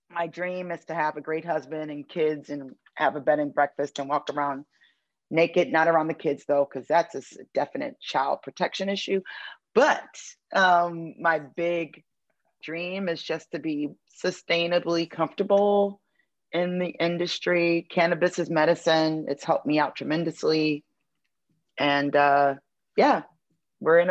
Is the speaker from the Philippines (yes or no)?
no; Detroit, Michigan, United States; now in East Coast, United States; I'm originally from Detroit